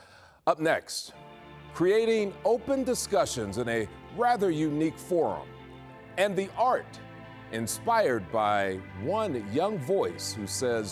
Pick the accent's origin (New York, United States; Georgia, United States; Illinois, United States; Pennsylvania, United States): Pennsylvania, United States; Pittsburgh; moved away; I grew up in the Hill District of Pittsburgh. What's significant about this is I was in walking distance to the childhood home of one of the greatest playwrights of the 20th century, August Wilson.